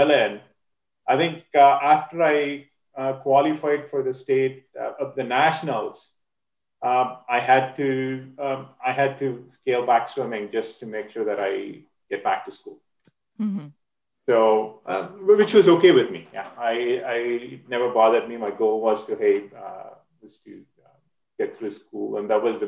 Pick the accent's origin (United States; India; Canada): India; moved away as an adult; I'm originally from India. I did collegiate swimming in India